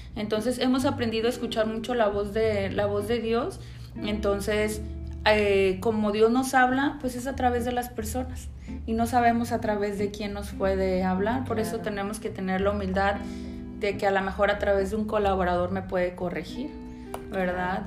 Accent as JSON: {"language": "Spanish", "town": "Puerto Vallarta", "region": "Jalisco", "country": "Mexico", "said": "soy de Puerto Vallarta, ¿verdad? Pata salada, soy de aquí"}